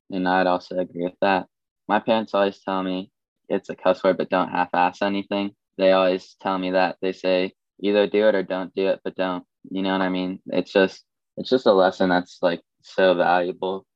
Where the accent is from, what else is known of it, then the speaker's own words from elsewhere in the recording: Columbus, Ohio, United States; I'm from Columbus, Ohio